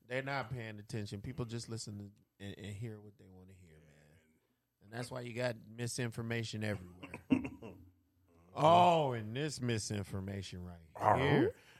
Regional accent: United States; Me as an American

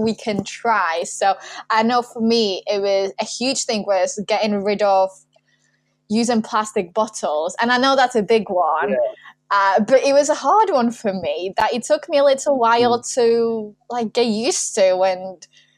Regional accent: Warsaw, Masovian Voivodeship, Poland; moved away; I grew up in Warsaw

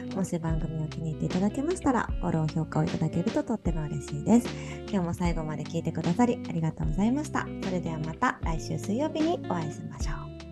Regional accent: Kansai, Japan; 私は、あの、なんか、関西出身

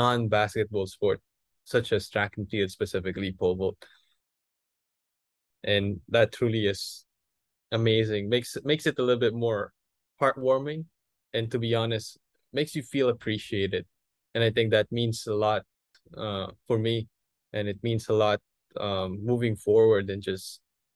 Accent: Philippines; I'm a Filipino

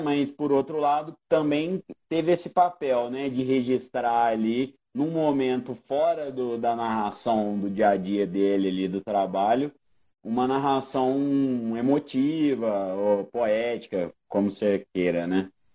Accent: Brazil; A nossa identificação como sul-americano, brasileiro

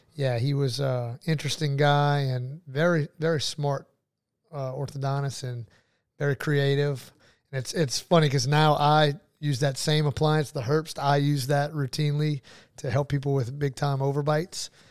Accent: New Iberia, Louisiana, United States; also born or lived in Lafayette, Louisiana / Baton Rouge, Louisiana / Jacksonville, Florida; I'm from New Iberia, born and raised

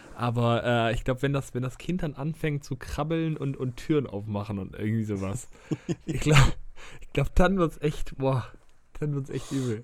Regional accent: Germany; bei uns in Deutschland

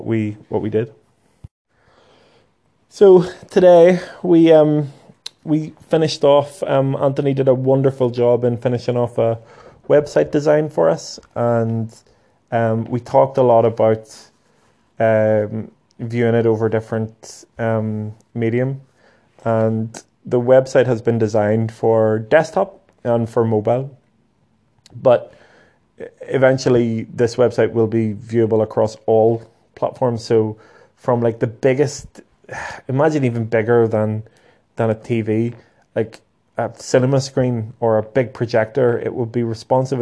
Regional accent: Lurgan, Northern Ireland, United Kingdom; Lurgan's my hometown

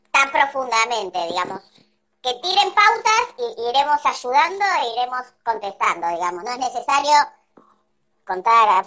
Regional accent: Argentina; now in Valencia, Spain; orgullosa egresada de la UBA. Digamos. La verdad, creo, creo que es una de las cosas que más orgullo me da de Argentina.

